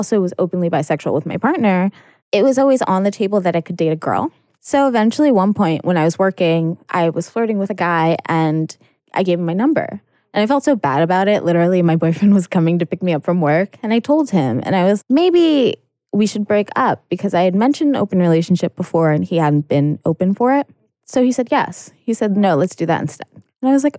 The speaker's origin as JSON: {"language": "English", "region": "New York", "country": "United States", "moved": "yes", "said": "I'm from New York"}